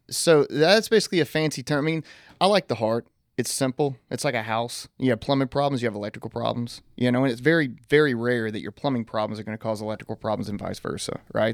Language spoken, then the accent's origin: English; East Texas, United States; I'm from East Texas